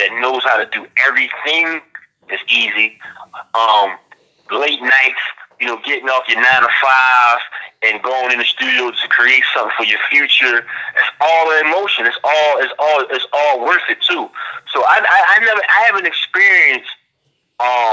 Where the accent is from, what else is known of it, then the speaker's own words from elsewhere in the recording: Philadelphia, Pennsylvania, United States; I'm from South Philadelphia